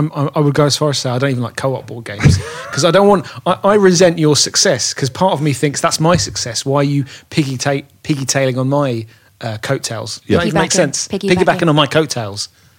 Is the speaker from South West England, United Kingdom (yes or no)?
no; London, United Kingdom; I was born and raised in London